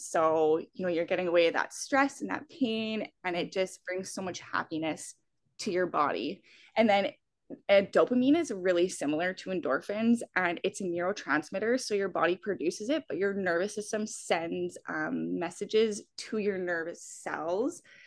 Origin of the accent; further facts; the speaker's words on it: Alberta, Canada; I'm from Alberta